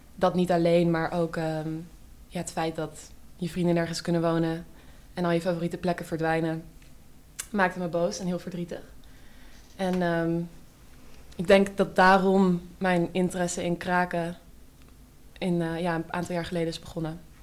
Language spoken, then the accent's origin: Dutch; Amsterdam, North Holland, Netherlands; ik kom uit Amsterdam. Ik ben hier opgegroeid. Ehm, in Oud-West.